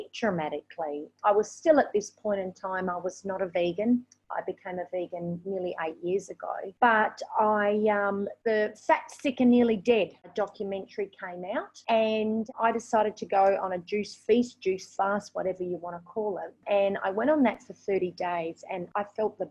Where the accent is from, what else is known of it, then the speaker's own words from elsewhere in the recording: Australia; moved away as an adult; now in Vietnam; I am actually from Australia.